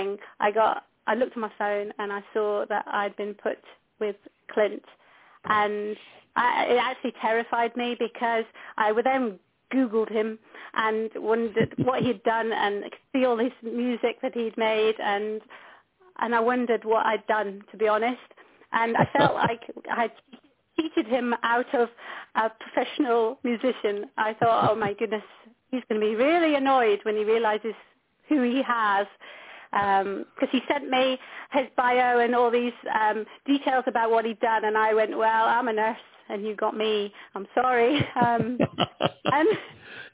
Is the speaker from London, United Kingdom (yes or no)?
no; Scotland, United Kingdom; I'm a nurse from Scotland